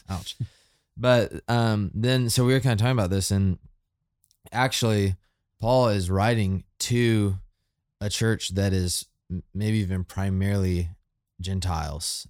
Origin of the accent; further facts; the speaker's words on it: United States; I am American